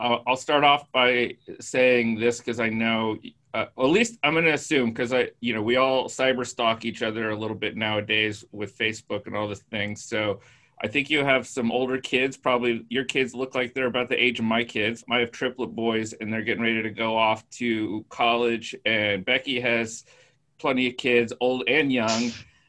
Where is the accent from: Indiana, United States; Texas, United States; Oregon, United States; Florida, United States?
Indiana, United States; growing up in Indiana, it's hard to feel a sense of heritage.